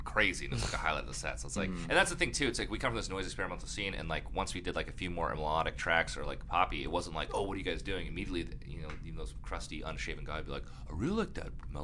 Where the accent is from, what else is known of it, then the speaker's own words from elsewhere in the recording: San Diego, California, United States; I'm from San Diego